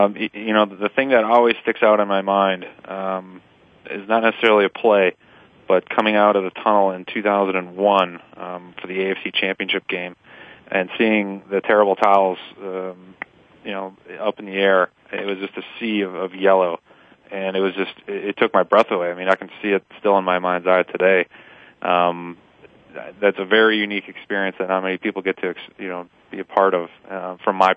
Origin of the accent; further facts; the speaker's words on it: Milwaukee, Wisconsin, United States; moved away as an adult; now in Pittsburgh, United States; I grew up in Milwaukee, where the Green Bay Packers, you know, obviously were what we were watching and talking about